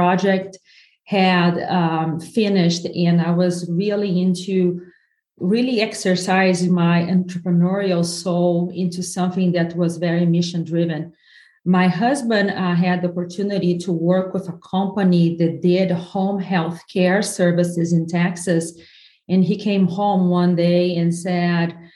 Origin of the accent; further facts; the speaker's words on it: southern Brazil, Brazil; English is a second language; moved away as an adult; now in United States; I'm from the south of Brazil where Italians and Germans went